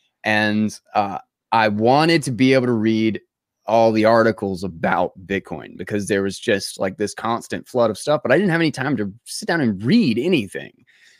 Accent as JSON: {"language": "English", "region": "North Carolina", "country": "United States", "accent": "Southern drawl", "said": "North Carolina. North Carolina."}